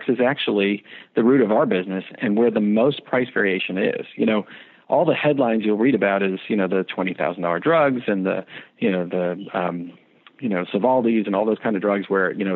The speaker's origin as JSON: {"language": "English", "region": "New York", "country": "United States", "said": "I'm from New York"}